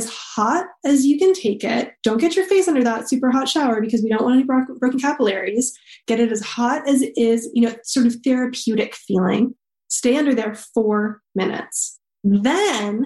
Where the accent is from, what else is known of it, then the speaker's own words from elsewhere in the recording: Germany; moved away; growing up in Germany